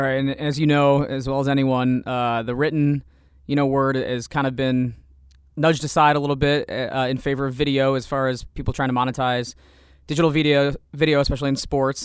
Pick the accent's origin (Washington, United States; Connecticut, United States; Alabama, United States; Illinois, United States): Illinois, United States; Savoy; also born or lived in Champaign, Illinois; I'm from Champaign, but the, technically my address is in Savoy